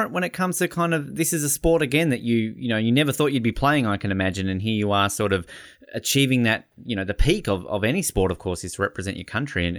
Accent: Tasmania, Australia; I grew up in Tasmania, so rugby clearly wasn't the biggest sport for me.

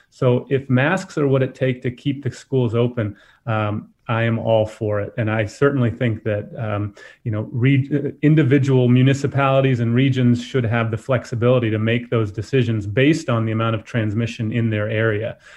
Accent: Florida, United States; I'm from Florida

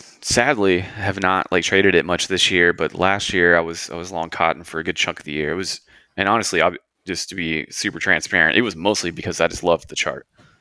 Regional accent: Texas, United States; and where I'm from, I grew up on the Gulf Coast in Texas, and we actually grew a lot of cotton there

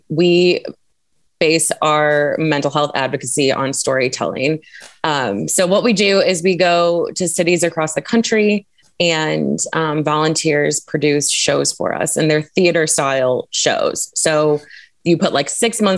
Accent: St. Louis, Missouri, United States; also born or lived in Colorado; I grew up in St. Louis, moved to Colorado for a minute, came back to St. Louis

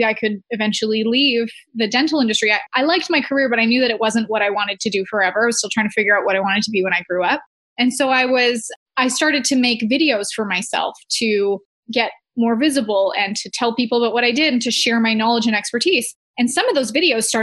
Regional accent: Canada; I'm from Canada

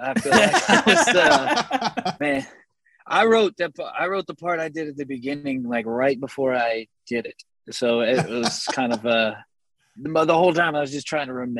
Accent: Texas, United States; We're from Texas. I mean, go figure, right?

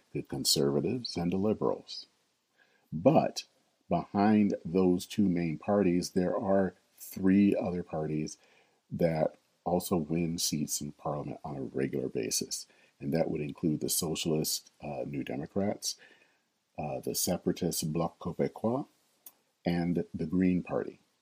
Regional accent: Flint, Michigan, United States; now in Minneapolis, United States; I'm a native of Flint, Michigan

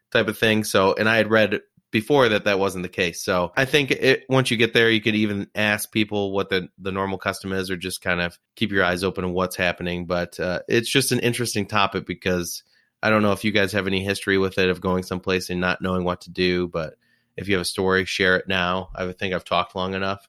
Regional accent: New Jersey, United States; moved away; I grew up in Jersey

